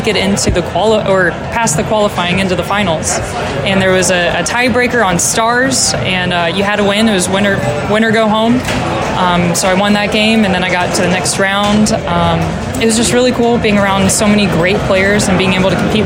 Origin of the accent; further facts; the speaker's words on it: Northern Kentucky, United States; moved away as an adult; now in Louisville, United States; I am originally from Northern Kentucky